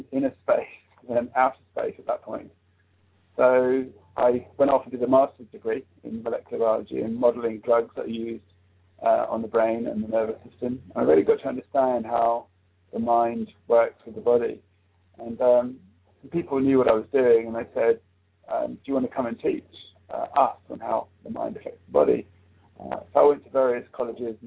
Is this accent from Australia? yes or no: no; South East England, United Kingdom; I grew up in England. I came here when I was 4 years old. My father came to live in South England there, the main airport here in England, Gatwick Airport